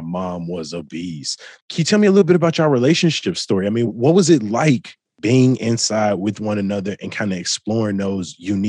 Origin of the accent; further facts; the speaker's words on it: Chicago, Illinois, United States; I'm from the South Side of Chicago.